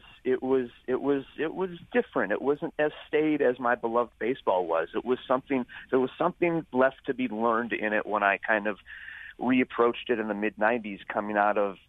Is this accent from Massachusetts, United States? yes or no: no; Chicago, Illinois, United States; moved away as an adult; now in Lafayette, United States; I'm originally from Chicago, and then moved down here